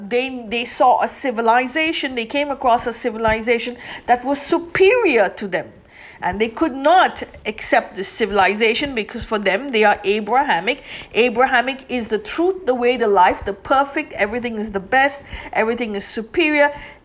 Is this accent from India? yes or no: yes; India; That means I come from India, and my ethnicity is Indian.